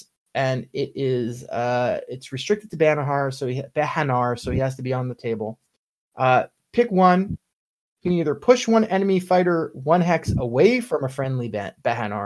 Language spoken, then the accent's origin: English; United States; I'm an American